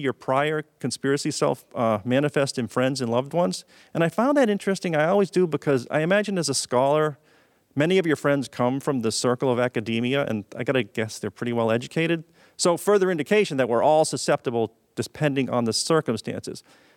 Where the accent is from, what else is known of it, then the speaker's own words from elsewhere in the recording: Maine, United States; moved away as an adult; now in Boston, United States; I grew up in Maine. And I went to the University of Maine before I moved to Massachusetts